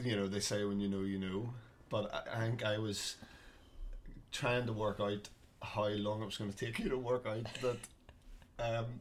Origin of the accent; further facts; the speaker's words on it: Bangor, Northern Ireland, United Kingdom; also born or lived in Dublin / Coleraine / Belfast; I grew up in Bangor